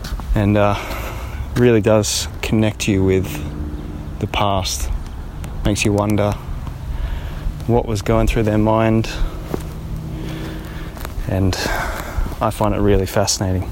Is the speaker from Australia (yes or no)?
yes; Sydney, New South Wales, Australia; I'm from Sydney, Australia